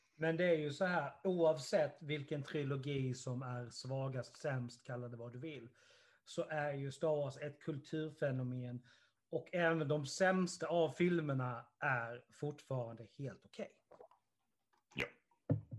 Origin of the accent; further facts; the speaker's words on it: Karlshamn, Blekinge, Sweden; den lilla stan där jag kommer ifrån